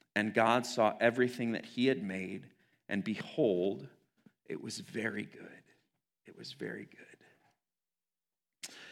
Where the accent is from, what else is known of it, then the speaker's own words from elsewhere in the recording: United States; as an American Christian community